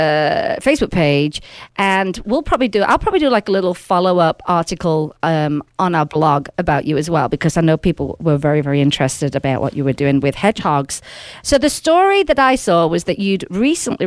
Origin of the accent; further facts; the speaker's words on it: Sheffield, Yorkshire and the Humber, United Kingdom; now in Las Vegas, United States; I'm actually from Sheffield originally